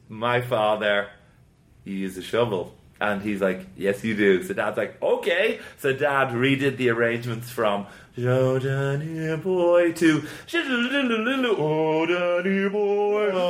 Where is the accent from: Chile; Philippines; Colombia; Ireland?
Ireland; moved away; in the south where I grew up in in Southern Ireland